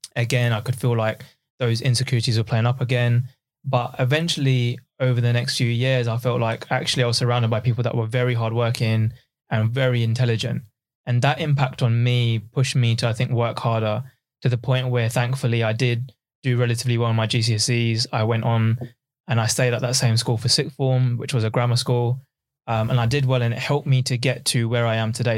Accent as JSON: {"language": "English", "area": "Essex", "region": "East of England", "country": "United Kingdom", "tie": "born or raised there", "also_born_or_lived": "East London", "said": "I was originally from East London and, um, once I was, uh, in my sort of early childhood, my dad realized that actually if we move out just outside of London to Essex"}